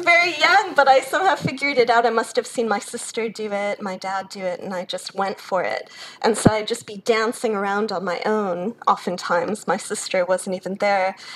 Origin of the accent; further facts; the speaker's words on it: Chicago, Illinois, United States; moved away as an adult; now in Australia; I grew up in Chicago, born to a German mother, an American father. So I grew up in a bilingual household speaking German at home.